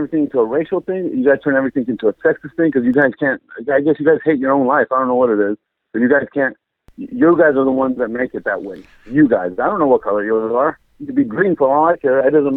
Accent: Mexico; moved away; I'm from Mexico

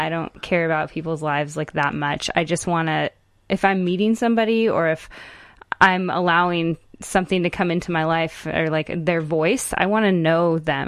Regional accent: Tacoma, Washington, United States; I was born in Tacoma, Washington

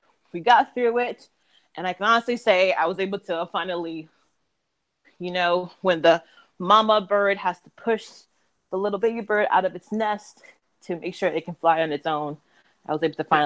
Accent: Massachusetts, United States; moved away as an adult; now in New York, United States

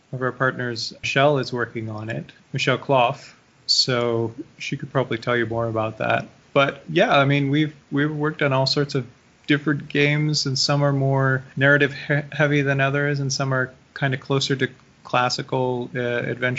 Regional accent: Canada

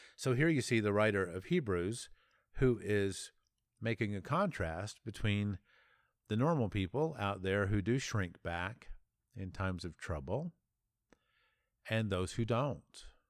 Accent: United States; as an American

